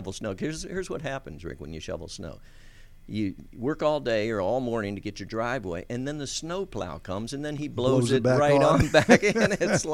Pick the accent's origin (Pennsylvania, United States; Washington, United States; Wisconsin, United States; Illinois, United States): Pennsylvania, United States; York; moved away; I was born in York, Pennsylvania, and from Mennonite parents.